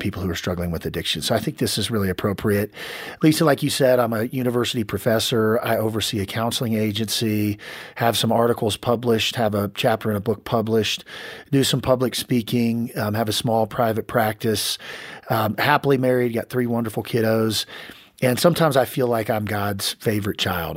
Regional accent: Kansas, United States; ended up back in my hometown in Kansas

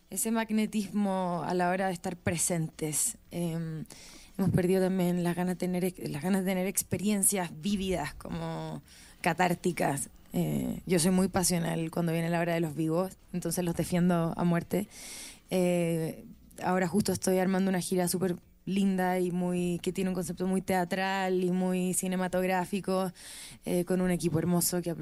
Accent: Viña del Mar, Valparaíso, Chile; Sí, soy de Viña.

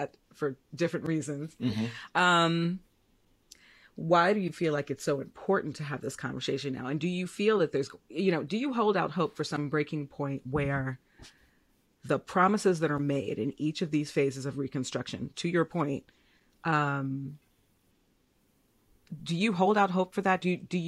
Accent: Chicago, Illinois, United States; I'm a Chicagoan.

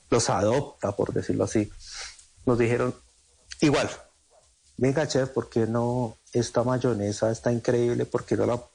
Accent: Sogamoso, Boyacá, Colombia; de mi tierra.

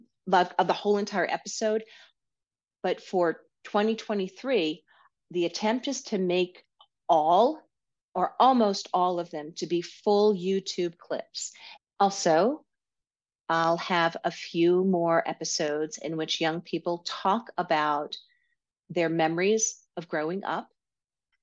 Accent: New York, United States; accent: New York; my New York accent might be coming out more.

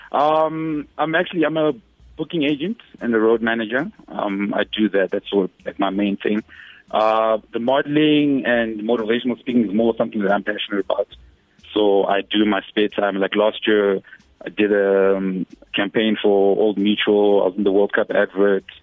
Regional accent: Johannesburg, Gauteng, South Africa; also born or lived in Zimbabwe; because I grew up in in Joburg, the north of Joburg. So even with regards to speaking Zulu and other um, indigenous languages

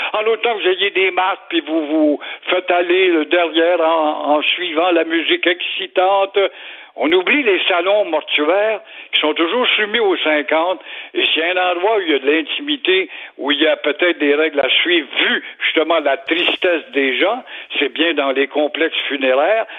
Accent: Montreal, Quebec, Canada; j'ai été élevé à Verdun

